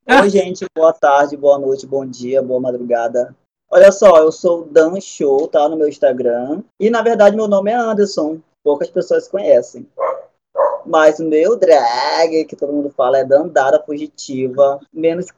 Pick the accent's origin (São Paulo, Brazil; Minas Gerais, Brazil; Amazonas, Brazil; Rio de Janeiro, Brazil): Amazonas, Brazil; Iranduba; eu não sou manauara, eu sou irambubense